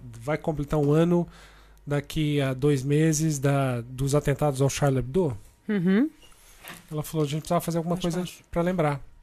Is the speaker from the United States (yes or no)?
no; Brazil; accent: Brazilian; moved away as an adult; now in Portugal; eu sou publicitário, criativo, brasileiro, como todo mundo já deve ter percebido pelo meu sotaque